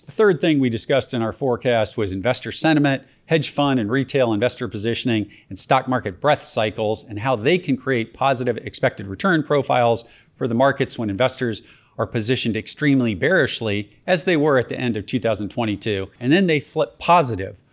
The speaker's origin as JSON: {"language": "English", "region": "Georgia", "country": "United States", "tie": "born or raised there", "said": "my home state of Georgia"}